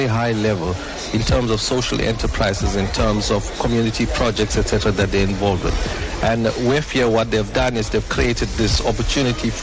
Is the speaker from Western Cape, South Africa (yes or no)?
no; Durban, KwaZulu-Natal, South Africa; it's in my hometown as well